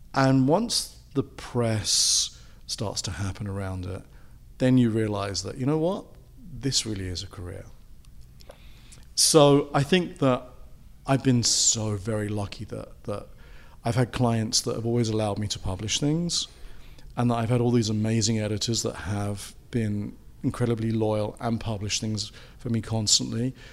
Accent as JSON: {"language": "English", "region": "England", "country": "United Kingdom", "moved": "yes", "said": "being British and having come from a country where they had a lot of, lot of sort of empire at one point and there was all those influences that came into England"}